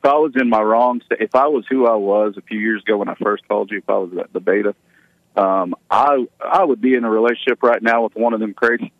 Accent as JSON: {"language": "English", "region": "Oklahoma", "country": "United States", "said": "where I'm from Oklahoma, where there's lots of tribes. They get offended by Indian. They like Native American. But yeah, I'm Native American."}